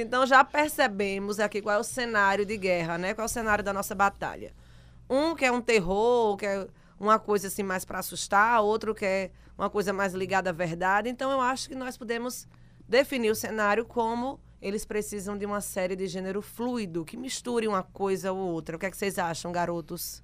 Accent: Rio Grande do Norte, Brazil; volto pro meu Rio Grande do Norte

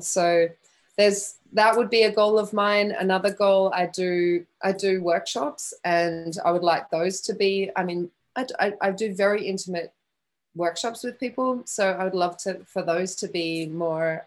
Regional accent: Western Australia, Australia; moved away as an adult; also born or lived in Geraldton, Australia / Perth, Australia / London, United Kingdom; I was born in a really small country town in Western Australia called Geraldton. And we moved to Perth when I was 10.

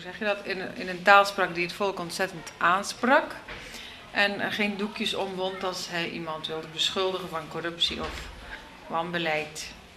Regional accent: Terneuzen, Zeeland, Netherlands; moved away as an adult; also born or lived in Brussels, Belgium / New York, United States; now in Georgia; mijn geboortestad, in Terneuzen

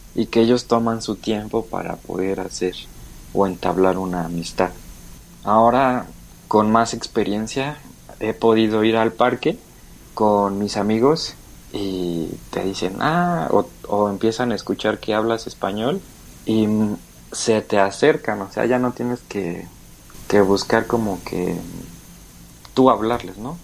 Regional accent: Mexico; moved away as an adult; now in Germany; yo sé que soy mexicano

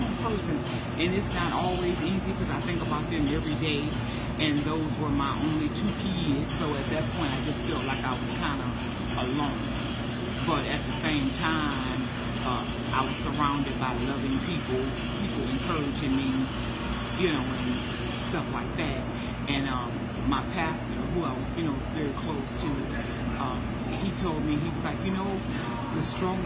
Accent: Joliet, Illinois, United States; I'm born and raised in Joliet

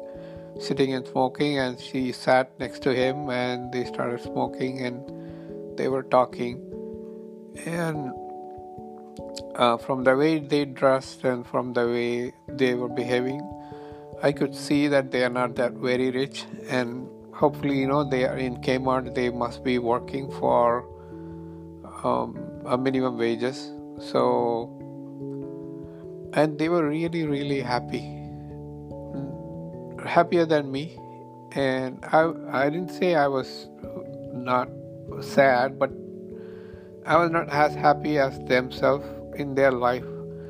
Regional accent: India; English is a second language; now in United States; I came to US from India about 20 years ago, and there were a lot of things happening in India

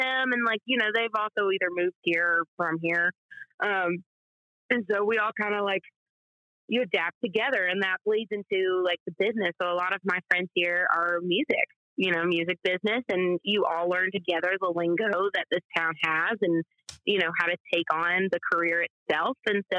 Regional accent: Atoka, Tennessee, United States; moved away as an adult; now in Nashville, United States; So, well, I say I'm from Memphis just because nobody knows Atoka. you know, I was 45 minutes out of that city in like a little town with one Kroger and a movie theater with a broken sign. I graduated with 50 in my high school class. We were a very small town.

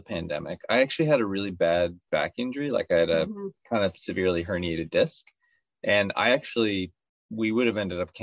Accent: Saint John, New Brunswick, Canada; also born or lived in Boston / Antigonish / Miami; So I was born and raised in St. John

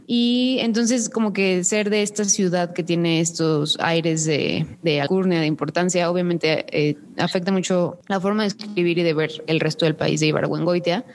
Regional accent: Guanajuato, Mexico; mi tierra, a.k.a. la Nueva Suiza

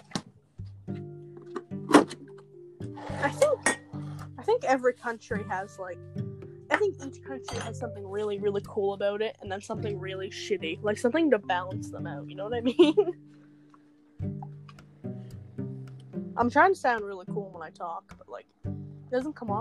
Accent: Canada; I like my country. I like Canada.

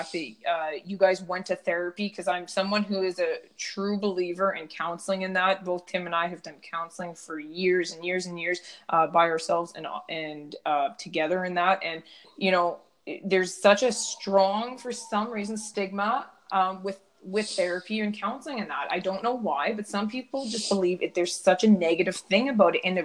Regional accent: Ladner, British Columbia, Canada; I come from Ladner, a smaller town

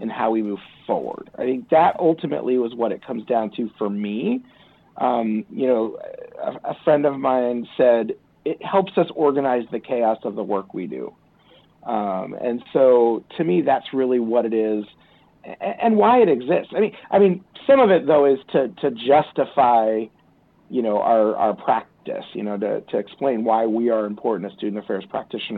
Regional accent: East Coast, United States; now in Santa Barbara, United States; I grew up on the East Coast

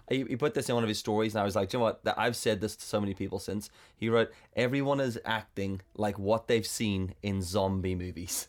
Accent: South Africa; I'm South African

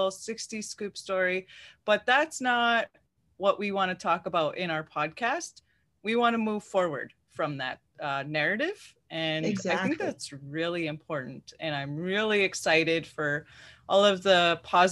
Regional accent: Wiikwemkoong Unceded Territory, Ontario, Canada; I'm from the Wequemcong Unceded Territory

